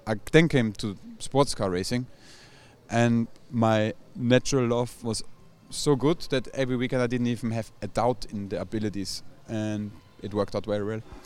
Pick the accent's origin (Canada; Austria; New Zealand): Austria; obviously I'm from Austria